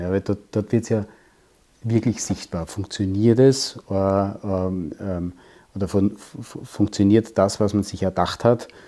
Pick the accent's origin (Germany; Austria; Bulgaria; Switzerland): Austria; Waldviertel, Lower Austria; ich bin im Waldviertel aufgewachsen und komme aus einer Tischlerei